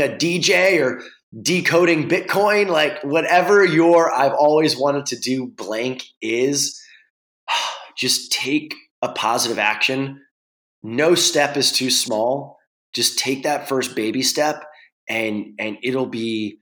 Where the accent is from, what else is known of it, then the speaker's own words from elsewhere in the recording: New York, United States; now in Venice, California, United States; I live in Venice. I'm from New York